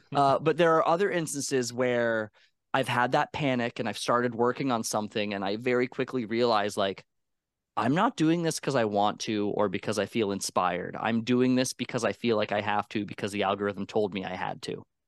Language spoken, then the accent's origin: English; Canada; I'm Canadian